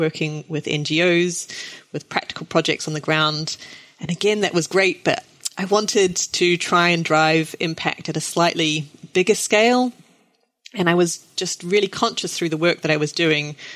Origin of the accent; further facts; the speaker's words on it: New Zealand; I grew up in New Zealand